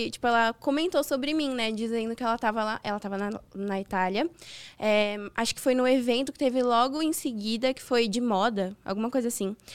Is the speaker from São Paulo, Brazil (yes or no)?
yes; Santos, São Paulo, Brazil; sou de Santos